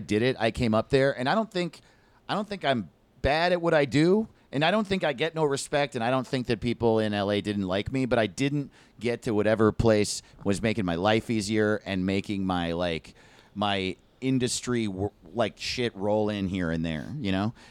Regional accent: East Coast, United States; I grew up on the East

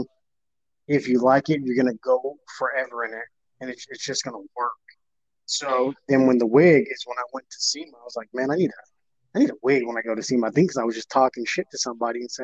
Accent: Las Vegas, Nevada, United States; moved away as an adult; I was born and raised in Vegas. I'm from Vegas

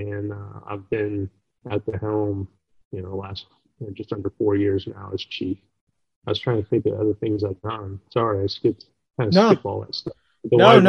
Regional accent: Los Angeles, California, United States; also born or lived in Durango, Colorado; And I'm originally from Los Angeles. I was born in the Los Angeles area and moved around a bit, and then I was a deputy sheriff out in Colorado, in Durango, Colorado, for about 4.5 years, and before coming out to the Midwest.

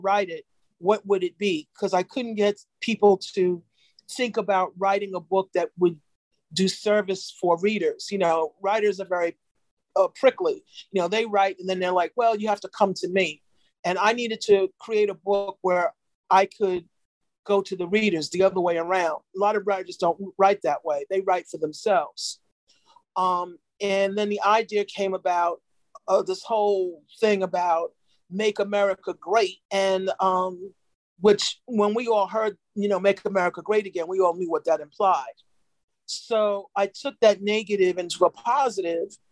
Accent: New York, United States; I'm from New York

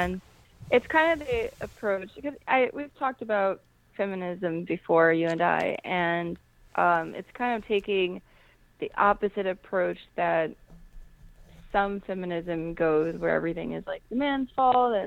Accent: United States; I'm black, black American, deliberately don't identify as African American

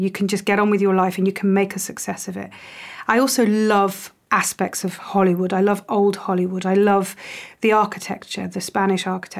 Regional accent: United Kingdom; I don't feel very English at all. I'm British, but I don't feel very English. My family were Polish, Irish.

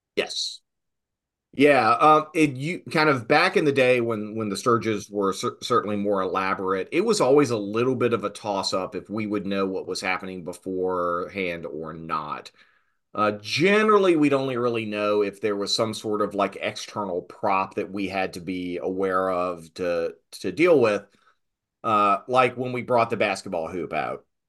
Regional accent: Southern Virginia, United States; little proto nerd growing up in Southern Virginia

